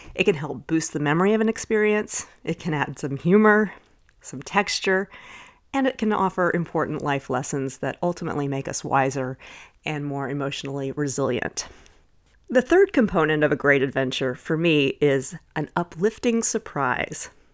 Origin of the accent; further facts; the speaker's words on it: Dallas, Texas, United States; growing up in Dallas